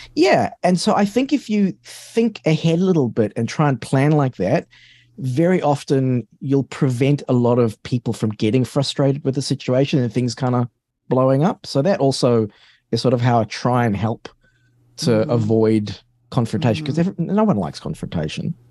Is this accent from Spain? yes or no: no; South Africa; moved away; also born or lived in London, United Kingdom / Australia; I grew up in South Africa